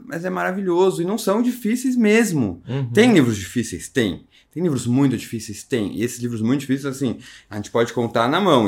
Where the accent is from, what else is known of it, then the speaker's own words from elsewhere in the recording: São Paulo, Brazil; eu nasci em São Paulo, no sul de São Paulo